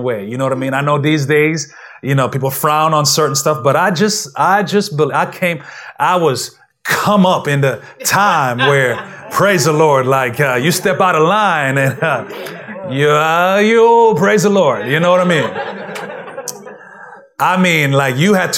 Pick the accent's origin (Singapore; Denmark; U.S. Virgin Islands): U.S. Virgin Islands; moved away; I grew up in St. Thomas, Virgin Islands